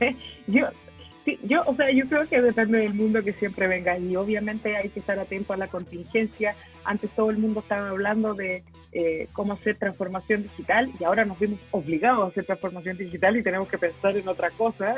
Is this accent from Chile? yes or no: yes; Chile; somos como chilenos